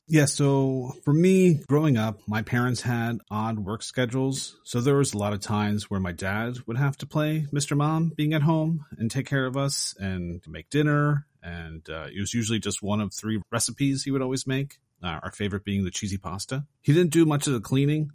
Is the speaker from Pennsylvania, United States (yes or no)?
yes; Philadelphia, Pennsylvania, United States; growing up in Philadelphia, Rocky was a huge thing